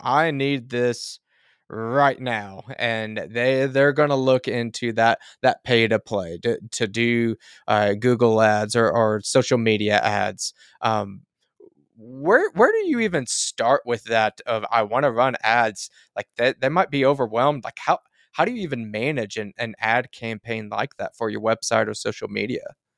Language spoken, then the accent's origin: English; rural Oklahoma, United States; I'm in a, a somewhat rural Oklahoma